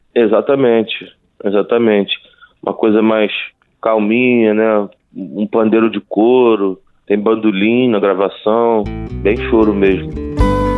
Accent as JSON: {"language": "Portuguese", "region": "Rio de Janeiro", "country": "Brazil", "tie": "born or raised there", "said": "eu moro na Glória desde que eu nasci"}